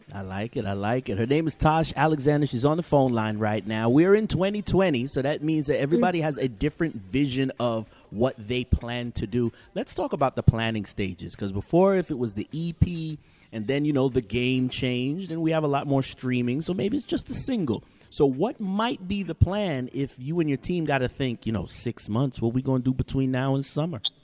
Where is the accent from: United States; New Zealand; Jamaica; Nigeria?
Jamaica; I'm uh, uh, a Jamaican woman